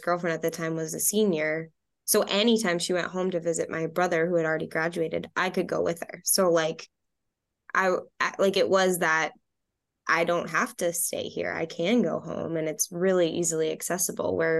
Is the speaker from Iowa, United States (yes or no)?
no; Dracut, Massachusetts, United States; I grew up in Dracut, so it was about an hour away.